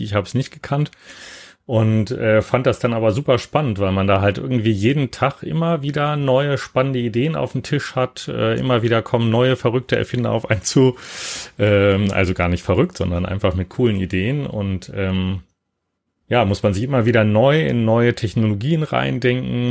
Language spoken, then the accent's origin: German; Hanover, Lower Saxony, Germany; moved away as an adult; also born or lived in Cologne / Tübingen / Würzburg / New York; ich bin in Köln geboren und dann äh, allerdings da gar nicht aufgewachsen, sondern in Hannover